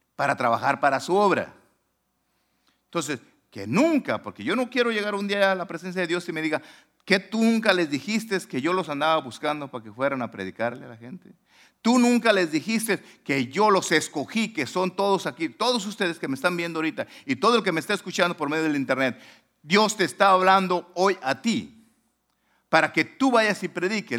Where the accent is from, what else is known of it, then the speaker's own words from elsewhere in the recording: Manalisco, Jalisco, Mexico; now in Long Beach, United States; mi pueblo se llama Manalisco